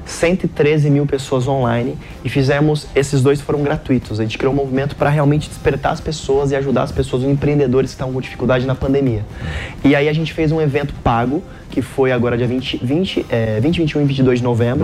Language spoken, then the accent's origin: Portuguese; Caraguatatuba, São Paulo, Brazil; now in São Paulo, Brazil; a gente se mudou para Caraguatatuba, litoral norte.